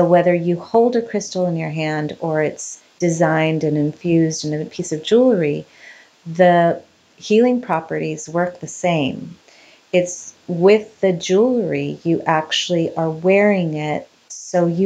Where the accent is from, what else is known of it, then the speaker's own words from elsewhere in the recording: Ecuador; now in Orange County, United States; I was born in Ecuador